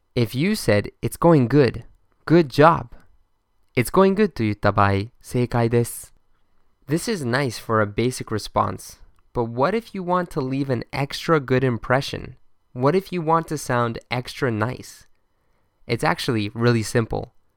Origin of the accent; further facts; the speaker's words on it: Boston, Massachusetts, United States; my hometown, Boston.